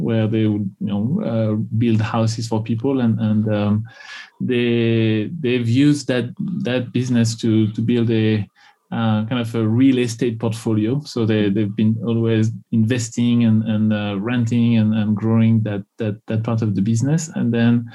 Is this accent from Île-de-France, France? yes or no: no; Tours, Centre-Val de Loire, France; English is a second language; moved away as an adult; also born or lived in Houston, Texas; now in United States; I grew up in the center of France, in a city called Tours, Actually, ironically, is the part of France where there is no accent.